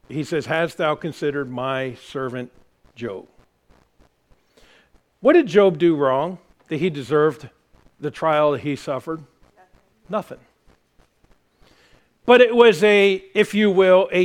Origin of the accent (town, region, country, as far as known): United States